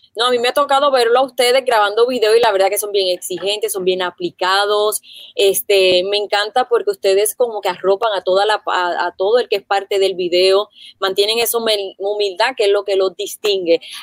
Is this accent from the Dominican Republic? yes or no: no; Puerto Rico; nosotros los puertorriqueños